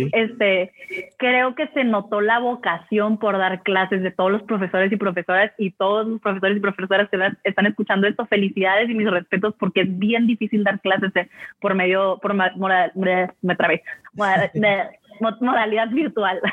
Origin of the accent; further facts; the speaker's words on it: Mexico; como buen mexicano